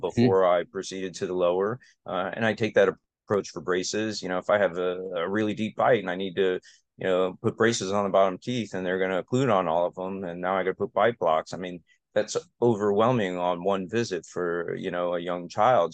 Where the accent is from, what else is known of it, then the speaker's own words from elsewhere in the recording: Aventura, Florida, United States; also born or lived in Connecticut; I practice where I grew up within a couple miles of where I grew up